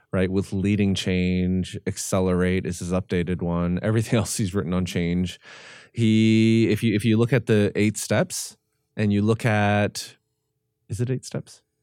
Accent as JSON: {"language": "English", "country": "Canada", "said": "I'm Korean Canadian"}